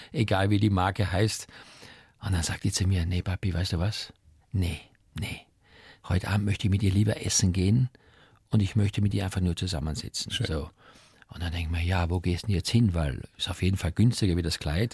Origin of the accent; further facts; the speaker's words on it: Eastern Styria, Austria; moved away; als Kind aufgewachsen in der Oststeiermark auf einem kleinen Bauernhof